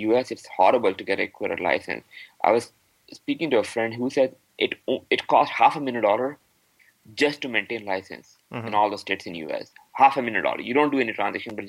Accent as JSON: {"language": "English", "country": "Pakistan", "moved": "yes", "lives_now": "Canada", "said": "I am from Pakistan"}